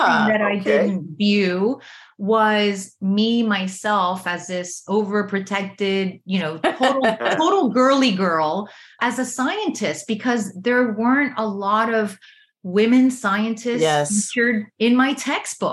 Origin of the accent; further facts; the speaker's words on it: Miami, Florida, United States; I grew up in Miami, Florida, an area called Little Havana, where there were a lot of Cuban immigrants